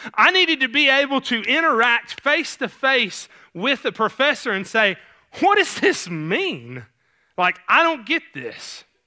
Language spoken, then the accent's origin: English; Clarksville, Tennessee, United States; accent: Southern; I grew up in Clarksville, and so there's this little kind of blurb of Clarksville called New Providence